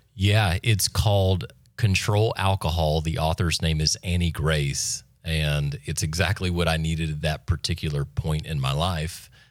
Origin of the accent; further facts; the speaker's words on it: Freeport, Florida, United States; also born or lived in Santa Rosa Beach; Born and raised in Walton County, which is very rare for this area, I've come to find out. Uh, born in Freeport